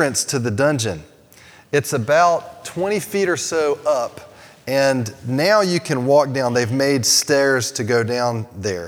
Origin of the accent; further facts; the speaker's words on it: United States; I grew up in America